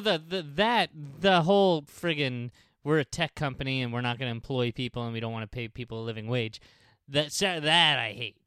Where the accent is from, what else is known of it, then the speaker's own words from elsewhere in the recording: New York City, New York, United States; here to my hometown